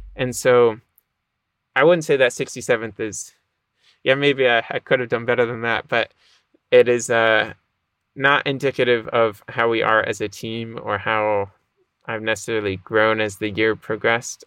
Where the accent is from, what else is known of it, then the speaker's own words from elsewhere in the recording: Boston, Massachusetts, United States; I grew up in the Boston area, a little north of Boston.